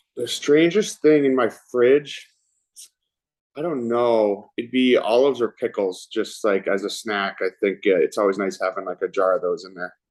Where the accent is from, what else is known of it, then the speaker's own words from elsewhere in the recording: Vancouver, British Columbia, Canada; now in Toronto, Canada; Vancouver is my hometown